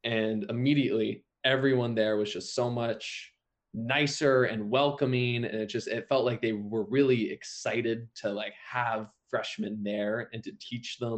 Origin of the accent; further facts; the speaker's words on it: Vermont, United States; moved away; I'm from Vermont originally